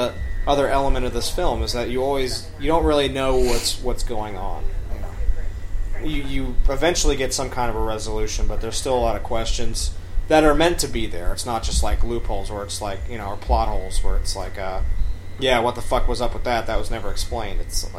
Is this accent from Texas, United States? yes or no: no; New York, United States; New York. My hometown's